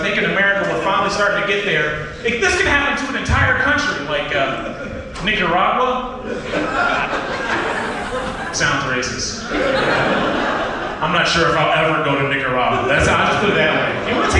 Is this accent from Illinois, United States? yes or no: no; Ohio, United States; I have nothing against immigrants. I love immigrants. I'm an immigrant from Ohio.